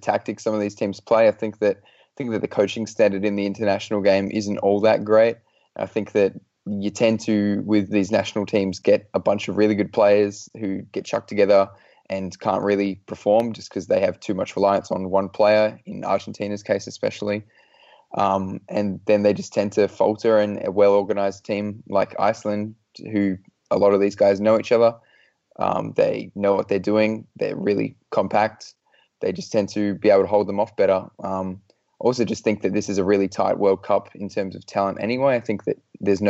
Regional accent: Australia; I'm an Australian fan

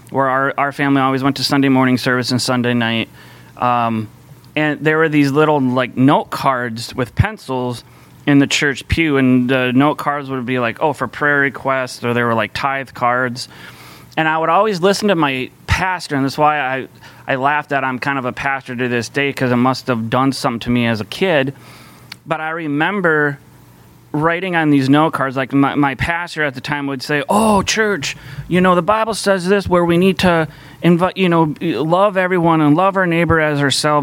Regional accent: Minneapolis, Minnesota, United States; I grew up here in the Twin Cities

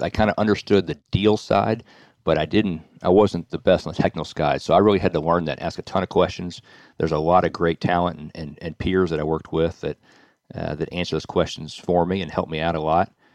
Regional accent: Nashville, Tennessee, United States; born and raised in Nashville, Tennessee

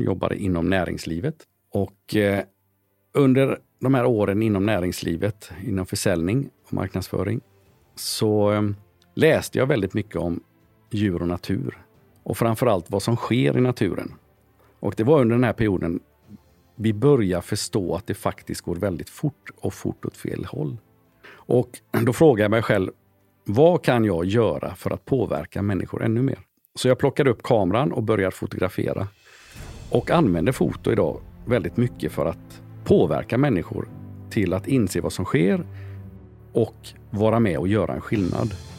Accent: Sweden; also born or lived in Denmark; Jag är född i Danmark. De första åren är jag uppväxt i Danmark. Flyttade till Sverige, gått i skola i Sverige

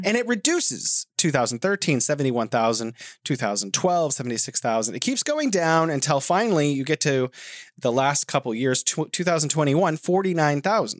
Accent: United States; my whole life growing up in the United States

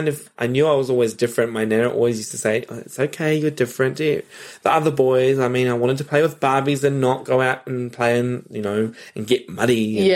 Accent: New Zealand; moved away; also born or lived in Sydney; Yes, I grew up in Aotearoa.

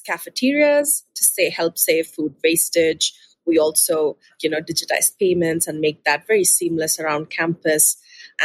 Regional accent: Bangalore, Karnataka, India; moved away as an adult; also born or lived in Sydney, Australia; I'm born and raised in Bangalore. It's the city in the southern part of India.

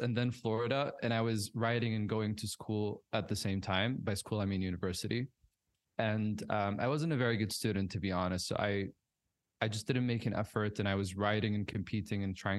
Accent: Riyadh, Riyadh Province, Saudi Arabia; I grew up in Riyadh, but I traveled a lot with my family

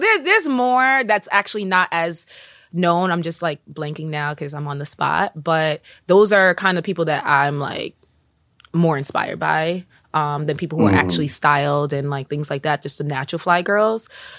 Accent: Jamaica; I'm Jamaican. So I used to watch the dancehall videos as a kid with the family, like at the dance, you know.

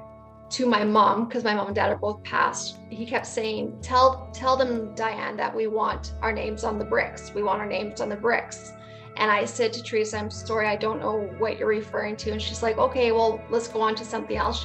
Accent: Brandon, Manitoba, Canada; I'm from Brandon, Manitoba, Canada

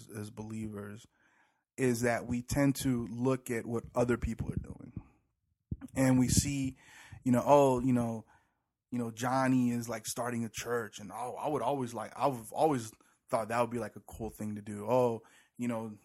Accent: Georgia, United States; also born or lived in Puerto Rico; I'm Puerto Rican, born in Puerto Rico. But I grew up in Georgia. Okay. When I was around 5 years old, I was raised in Georgia.

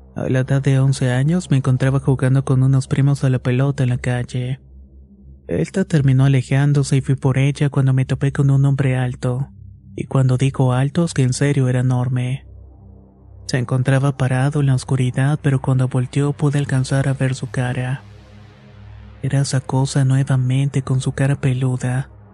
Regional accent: Chiapas, Mexico; mi estado natal Chiapas

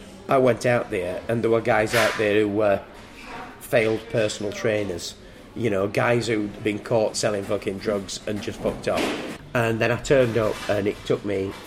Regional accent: Barnsley, Yorkshire and the Humber, United Kingdom; moved away as an adult; also born or lived in Spain; I left school at 15. I'm from Barnsley

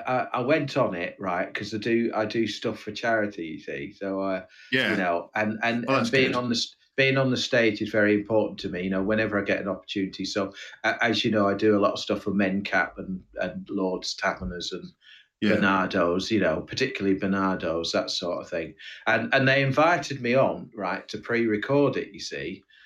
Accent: Oldham, North West England, United Kingdom; where are you from? I said, Oldham.

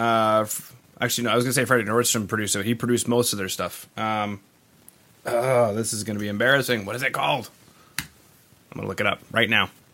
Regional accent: Canada; Being Canadian, we are home to one of the best like 25-minute songs ever

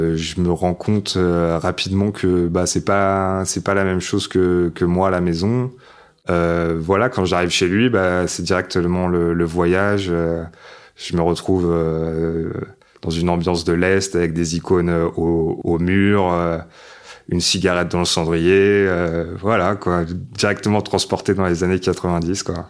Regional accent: Paris, Île-de-France, France; also born or lived in Loir-et-Cher; je commence en septembre dans une école juste à côté du périph, dans le 12e arrondissement, Porte de Vincennes, école La Mauricière

